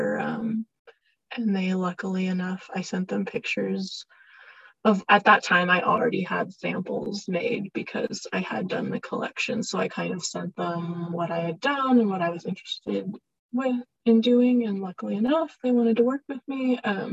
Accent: California, United States; now in Salt Lake City, United States; I'm from California, but it's not easy to find fashion industry things out here

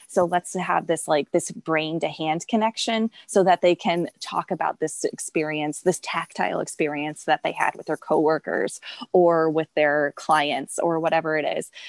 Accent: St. Louis, Missouri, United States; moved away as an adult; also born or lived in Chicago; I grew up in St. Louis and I love it here.

